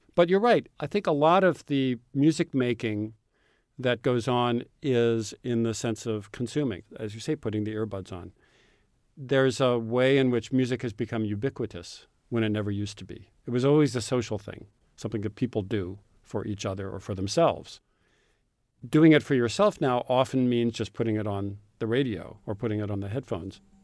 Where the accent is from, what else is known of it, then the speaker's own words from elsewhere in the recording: Urbana, Illinois, United States; many of my friends growing up in Urbana, Illinois, had parents who were college professors